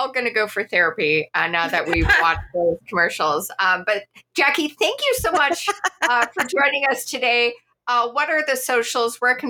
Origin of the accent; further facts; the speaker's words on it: Montreal, Quebec, Canada; Montreal's my hometown.